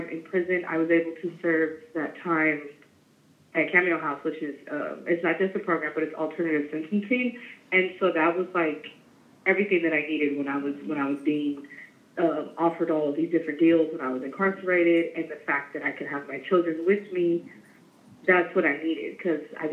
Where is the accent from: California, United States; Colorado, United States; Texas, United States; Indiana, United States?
California, United States; San Francisco; I'm from San Francisco. I'm 36 years old. I've been in San Francisco my whole life